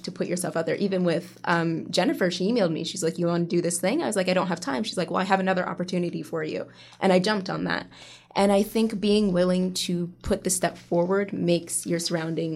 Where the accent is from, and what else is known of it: Pickering, Ontario, Canada